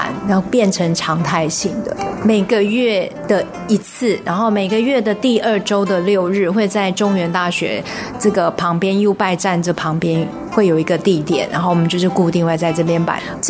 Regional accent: Taichung, Taiwan; moved away as an adult; now in Zhongli, Taiwan; 因为，呃，坦白讲，我们是从台中嫁到中坜，那呃，当初要摆市集的时候，我们想说先从家的范围开始

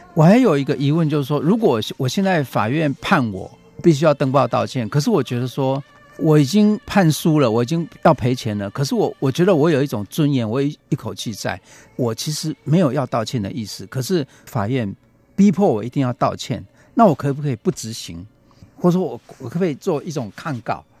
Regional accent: Taiwan; 对我们台湾人来说

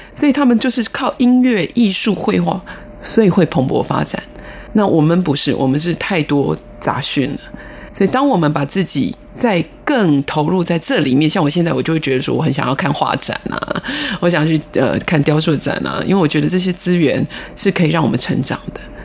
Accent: Taiwan; 我们台湾人

